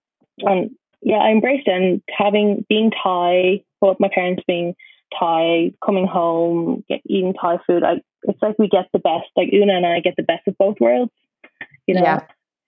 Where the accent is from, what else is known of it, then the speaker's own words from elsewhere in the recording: Ireland; my sister wasn't born in Ireland, but I was, and I always had this like Irish pride that I was born in Ireland.